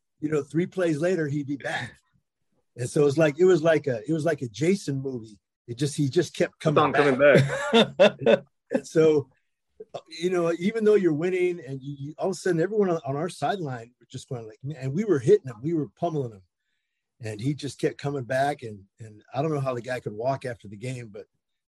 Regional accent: San Jose, California, United States; I'm from East San Jose, born and bred.

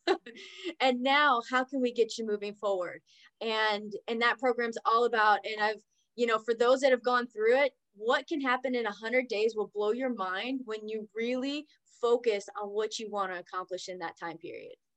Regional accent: Oklahoma, United States; also born or lived in California / Texas; now in North Dallas, United States; I'm originally from Oklahoma

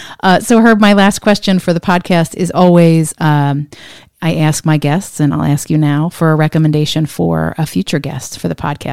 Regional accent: Ocean Township, New Jersey, United States; now in Washington, D.C., United States; I was an Asbury Park kid. I grew up in Ocean Township, which was right next door to Asbury Park.

